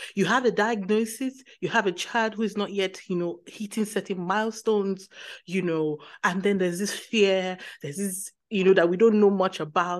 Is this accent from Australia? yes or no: no; Nigeria; now in Germany; I'm in Germany. And many times when things happen, initially when, you know, my son is sick, the first thing, you know, as a Nigerian